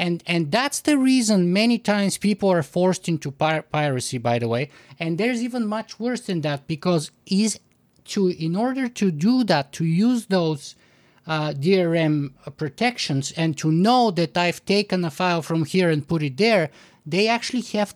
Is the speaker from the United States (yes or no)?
no; Bulgaria; now in Canada; I'm originally from Bulgaria